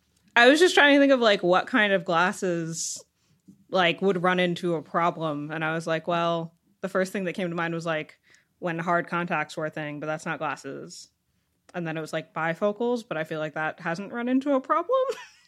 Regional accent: Northern New Jersey, United States; Northern Jersey.

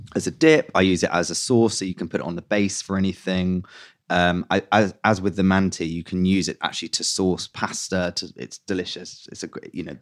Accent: London, United Kingdom; I grew up in West London

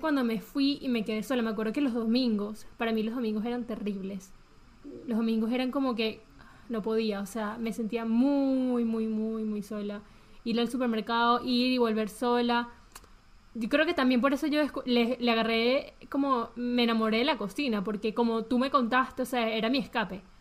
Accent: Venezuela; moved away; yo viví toda mi infancia en Venezuela

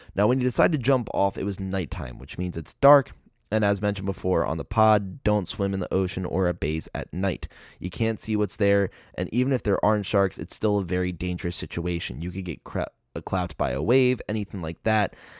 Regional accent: Maryland, United States; my home state

